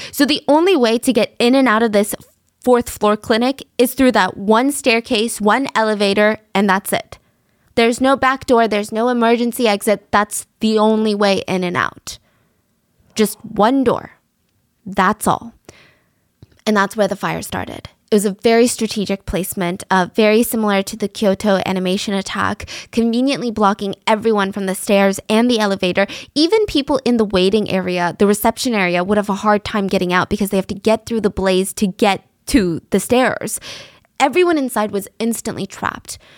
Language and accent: English; United States; I'm American. I live in America